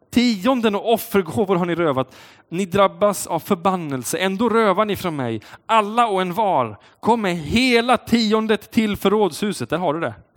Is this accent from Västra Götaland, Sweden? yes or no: yes; Uddevalla, Västra Götaland, Sweden; Uddevalla där jag kommer ifrån